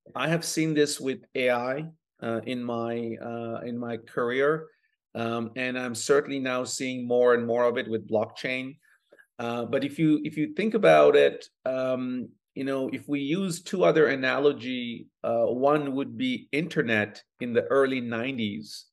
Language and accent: English; Bangladesh; now in Toronto, Canada; I was born in Bangladesh, uh, prior to moving to Canada almost twenty-five years ago